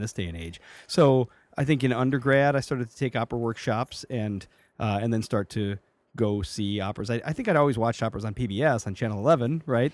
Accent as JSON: {"language": "English", "town": "Chicago", "region": "Illinois", "country": "United States", "moved": "as an adult", "said": "I am from Chicago or Chicagoland. I'm from from the south suburbs"}